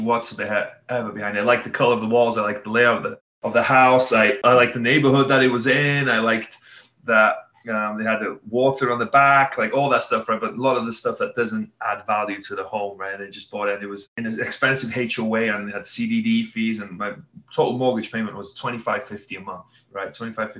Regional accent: Wales, United Kingdom; moved away; I'm Welsh

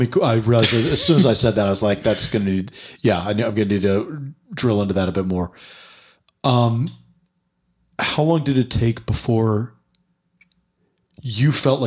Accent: New York, United States; I say this as a very biased New Yorker

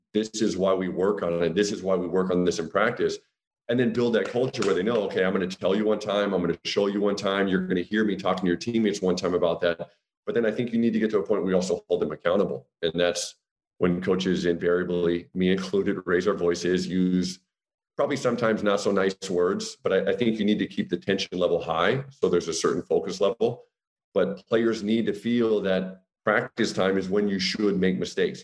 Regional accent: United States; moved away as an adult; also born or lived in Austria; now in Germany; as an American

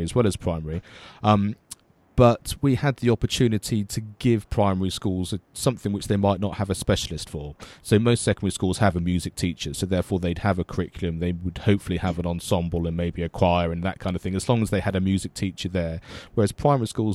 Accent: Avon, South West England, United Kingdom; the county I grew up was Avon in the West Country, which now doesn't even exist.

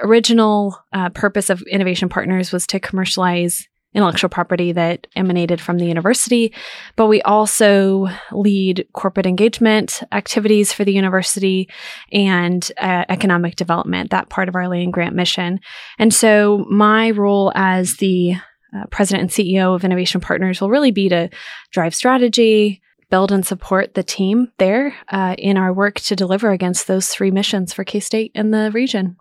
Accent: near Wichita, Kansas, United States; moved away as an adult; now in Manhattan, United States; I am originally from College, which is just, uh, outside of the Wichita Metro.

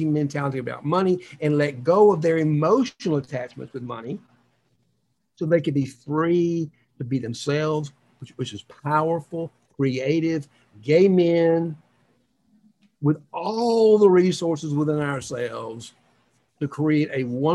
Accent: the South, United States; moved away; also born or lived in New York; all the bullies that I grew up with in the South, including my father

